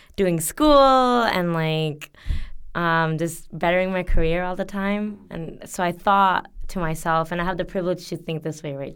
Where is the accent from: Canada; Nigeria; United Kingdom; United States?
Canada; moved away as an adult; also born or lived in Bangladesh; now in South Korea; I'm from Canada